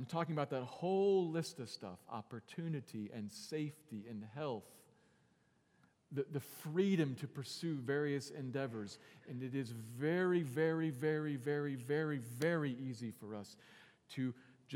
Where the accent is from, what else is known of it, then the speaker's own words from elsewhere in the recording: United States; I'm thankful that I'm an American. And I'm thankful for the fact that this is the world in which I was born and I have grown up